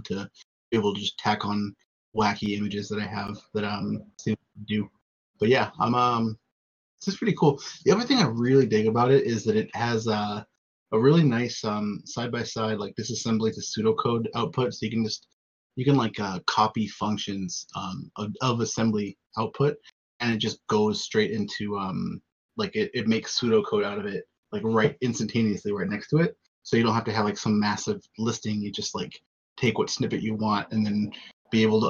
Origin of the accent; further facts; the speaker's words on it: United States; especially as an American